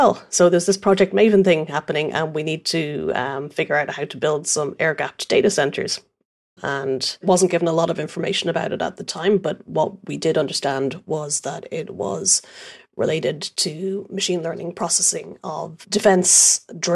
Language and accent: English; Ireland; accent: Irish; As you can probably tell from my accent, I'm Irish